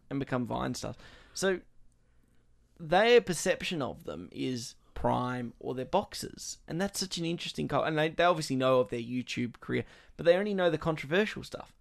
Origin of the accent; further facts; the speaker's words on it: Australia; being Australian and getting that patriotism aspect